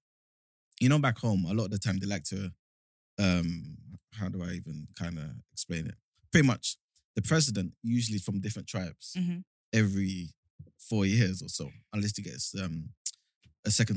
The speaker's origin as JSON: {"language": "English", "country": "Nigeria", "moved": "yes", "lives_now": "United Kingdom"}